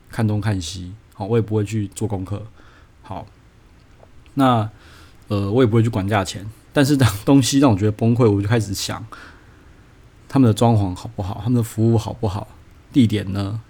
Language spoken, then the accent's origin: Chinese; Taiwan; 我这个台湾人